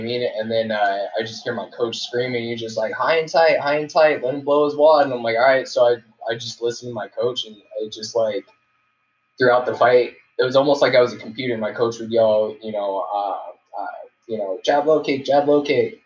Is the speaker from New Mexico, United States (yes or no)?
yes; New Mexico, United States; moved away; when I was living in New Mexico